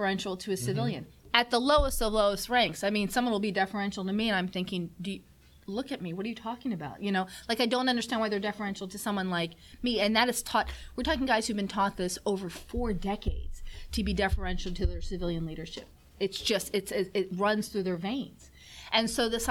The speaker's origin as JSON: {"language": "English", "town": "Washington", "country": "United States", "tie": "born or raised there", "said": "I grew up in Washington"}